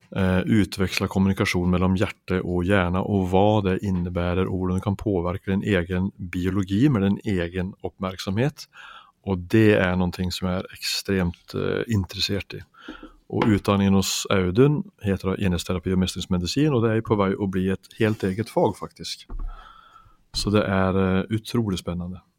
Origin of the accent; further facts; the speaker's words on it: Finnskogen, Värmland, Sweden; oppveksten min hjemme i Finnskogen i Sverige